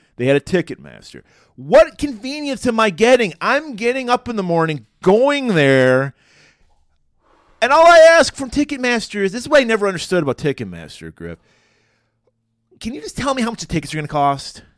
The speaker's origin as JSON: {"language": "English", "town": "Pontiac", "region": "Michigan", "country": "United States", "tie": "born or raised there", "said": "we had saw Suspiria in my hometown of Pontiac"}